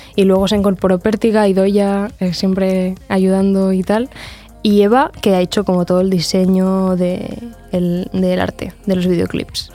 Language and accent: Spanish; Sant Julià de Lòria, Andorra; moved away as an adult; now in Barcelona, Spain; Yo, soy de, de San Julián de Loria, o sea, sí que soy de Andorra